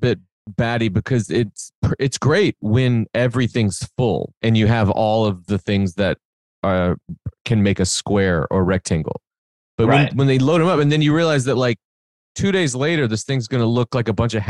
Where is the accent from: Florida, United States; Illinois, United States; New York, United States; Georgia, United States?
Illinois, United States; Benton; I moved to 12 different places before the 8th grade or 6th grade or something, and then mostly grew up after that in Southern Illinois in a small town called Benton, Illinois, from 6th to high school